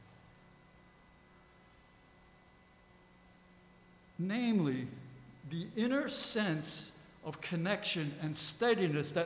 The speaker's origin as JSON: {"language": "English", "town": "New York City", "region": "New York", "country": "United States", "tie": "born or raised there", "said": "As an adolescent growing up in the Bronx"}